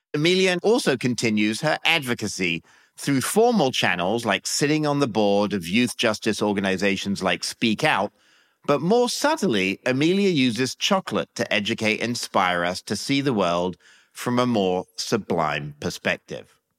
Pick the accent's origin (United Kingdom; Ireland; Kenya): United Kingdom; England; now in United States; I grew up in England